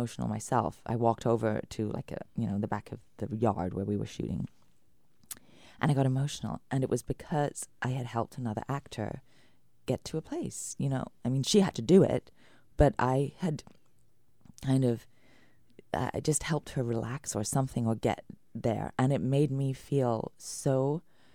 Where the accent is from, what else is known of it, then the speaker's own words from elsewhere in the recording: United Kingdom; moved away; as a British woman coming from the rain